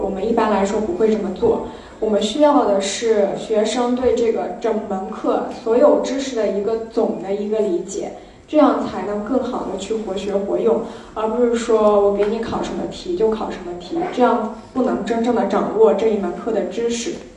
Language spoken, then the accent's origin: Chinese; Suzhou, Jiangsu, China; 我本身也是来自苏州，是一个土生土长的苏州人